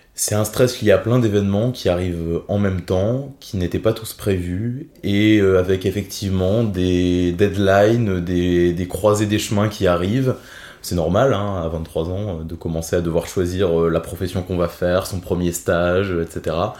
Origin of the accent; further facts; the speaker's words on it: Thionville, Grand Est, France; also born or lived in Metz / Nancy / Paris; Je suis né à Metz, mais je me sens thionvillois. J'habite à Thionville depuis près de 20 ans maintenant